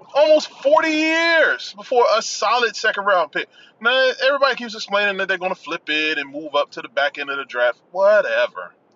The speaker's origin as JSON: {"language": "English", "region": "Washington metropolitan area", "country": "United States", "tie": "born or raised there", "said": "Nationals became my hometown team. But me growing up, I was a diehard O's fan"}